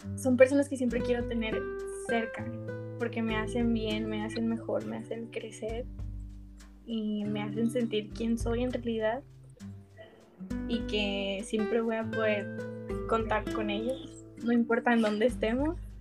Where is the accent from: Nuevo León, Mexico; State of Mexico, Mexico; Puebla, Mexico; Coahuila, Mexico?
Coahuila, Mexico; Piedras Negras; now in Monterrey, Mexico; soy de Piedras Negra, Coahuila y tengo 21 años.